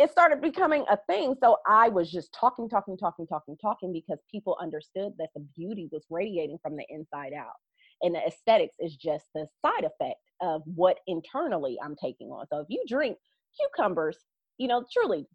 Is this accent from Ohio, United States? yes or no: yes; Ohio, United States; I'm from Ohio, so everything is a farm state and farm town that I actually come from